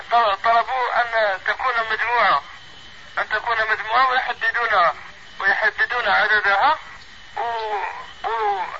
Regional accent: Algeria; أن بعض بعض من الأفراد من بلادنا الجزائر

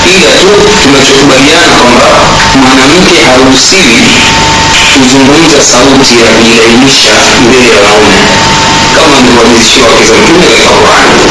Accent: Tanga Region, Tanzania; kule kwetu Tanga tunaita ukaya

